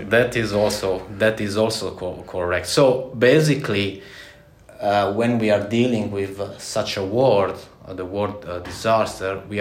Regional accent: Italy; English is a second language; now in Latvia; as Carlis a few moments ago mentioned, and um, I'm from Italy.

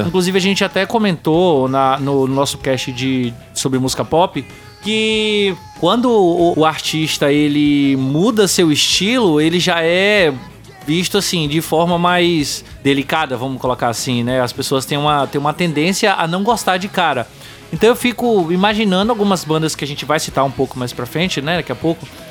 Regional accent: Bahia, Brazil; eu sou baiano também

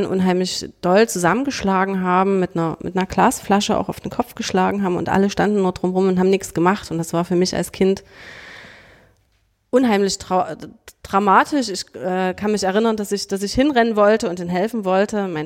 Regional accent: Dresden, Saxony, Germany; Ja, ich bin äh, in Dresden geboren und ähm, bin hier geblieben.

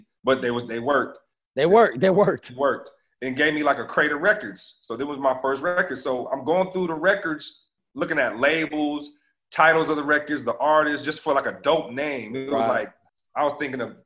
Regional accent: Lansing, Michigan, United States; moved away; I'm originally from Lansing, Michigan.

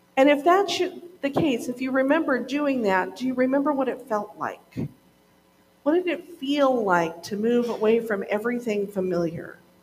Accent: Montana, United States; moved away as an adult; also born or lived in Oregon; I grew up in Montana

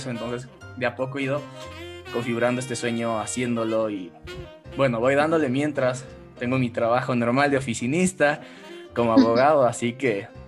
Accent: Quito, Pichincha, Ecuador; vivo en {S2} Ecuador, en Quito, en la capital. Aquí en mi país, bueno, soy abogado

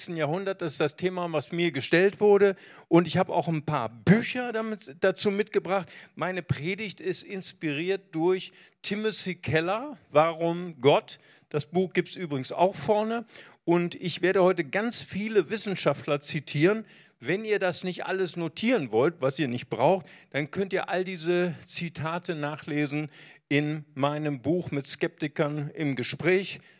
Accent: Recife, Pernambuco, Brazil; born there; Ich bin geboren in Brasilien, in Recife.

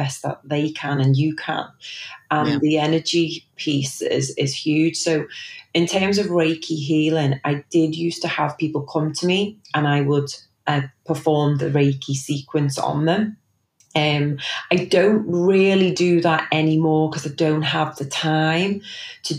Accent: Liverpool, North West England, United Kingdom; also born or lived in Knowsley Village; So born and bred in Liverpool, and I grew up in Chilwell, and I now live in Knowsley Village.

